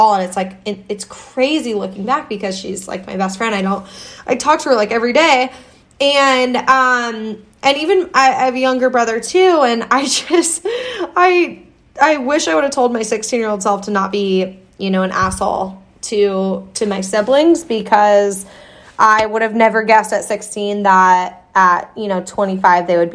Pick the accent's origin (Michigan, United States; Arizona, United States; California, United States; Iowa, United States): Iowa, United States; I grew up in Iowa.